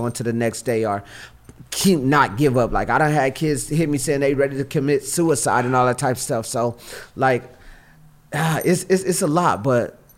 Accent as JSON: {"language": "English", "town": "Los Angeles", "region": "California", "country": "United States", "also_born_or_lived": "Hawthorne / Inglewood", "said": "I'm from Watts, California"}